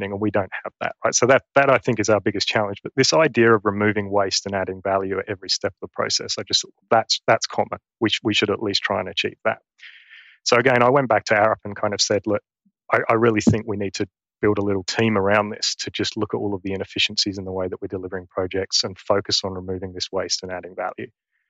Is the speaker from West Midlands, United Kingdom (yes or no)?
no; East of England, United Kingdom; accent: Essex; now in Queensland, Australia; So I'm from Essex in England. And if any of your listeners are familiar with the Essex accent, my Essex accent has gone. And now I probably have a very bogan Queensland accent.